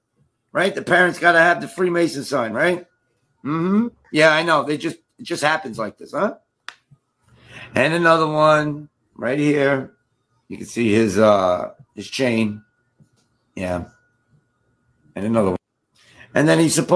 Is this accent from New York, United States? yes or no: yes; New York, United States; I'm from New York